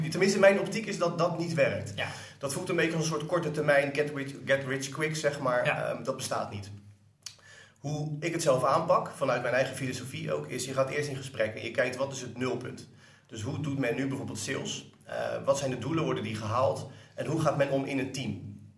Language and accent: Dutch; Delft, South Holland, Netherlands; now in Rotterdam, Netherlands; Ik kom oorspronkelijk uit Delft. ik woon en werk nu in Rotterdam.